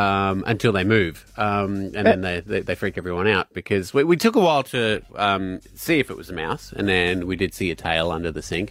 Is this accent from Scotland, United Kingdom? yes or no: yes; Scotland, United Kingdom; now in Brisbane, Australia; I'm Scottish, mate.